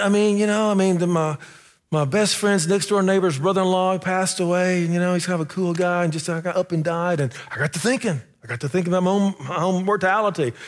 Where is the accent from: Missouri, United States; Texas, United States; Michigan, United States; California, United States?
Texas, United States; Sherman; moved away; I'm in my hometown, uh, Sherman, Texas